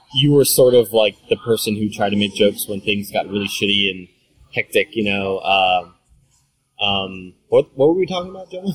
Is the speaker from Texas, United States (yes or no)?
yes; Rio Grande Valley, Texas, United States; moved away as an adult; also born or lived in Austin, Texas; I was back home in the Rio Grande Valley, my hometown